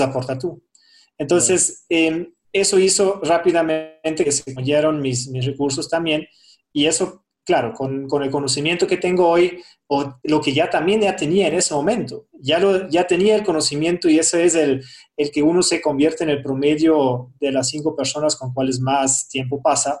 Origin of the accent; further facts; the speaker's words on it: Germany; Spanish is a second language; moved away as an adult; now in Quito, Ecuador; yo soy de Alemania